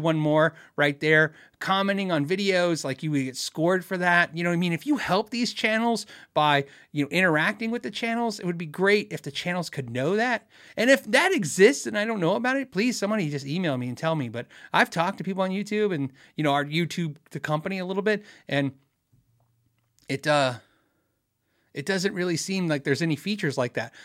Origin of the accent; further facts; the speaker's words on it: Tucson, Arizona, United States; I grew up in Tucson, Arizona